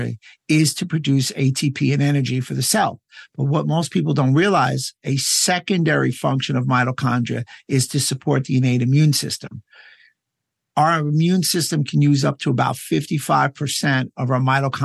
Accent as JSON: {"language": "English", "country": "United States", "said": "as an American"}